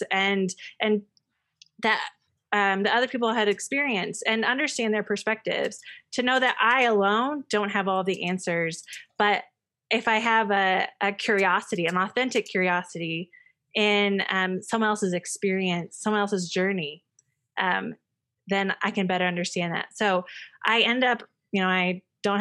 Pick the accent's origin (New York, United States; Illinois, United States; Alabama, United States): Illinois, United States; moved away as an adult; I'm from Illinois